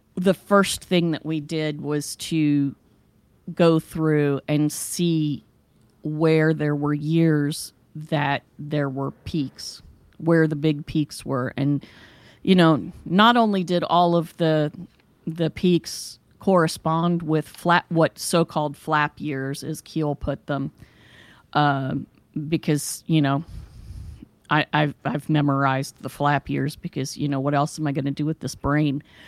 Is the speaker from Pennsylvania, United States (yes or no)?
no; West Virginia, United States; now in Ohio, United States; both of us were born and raised in West Virginia